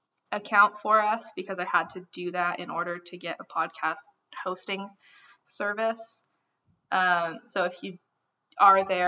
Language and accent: English; Amarillo, Texas, United States; We are three idiots from Amarillo.